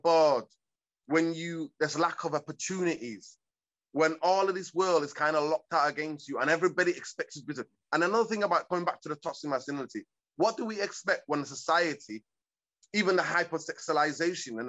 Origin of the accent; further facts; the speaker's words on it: Manchester, North West England, United Kingdom; English is a second language; also born or lived in Hargeisa, Somalia / East Africa; I grew up in Manchester, in my side, Caribbean community